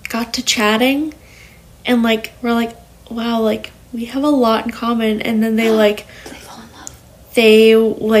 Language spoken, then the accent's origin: English; United States; being an American